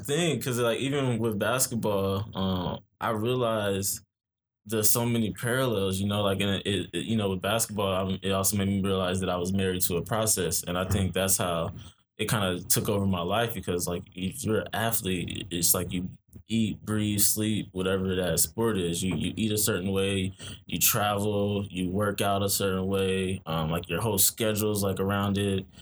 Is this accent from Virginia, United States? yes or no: no; Omaha, Nebraska, United States; moved away as an adult; also born or lived in Iowa; now in New York, United States; born and raised in Omaha, Nebraska